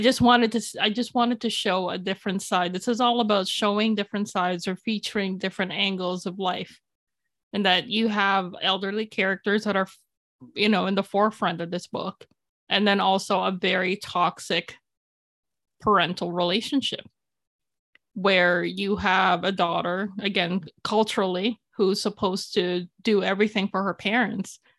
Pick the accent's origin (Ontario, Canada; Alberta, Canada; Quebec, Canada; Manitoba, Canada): Ontario, Canada; Toronto; English is a second language; also born or lived in Philippines; Toronto, my hometown.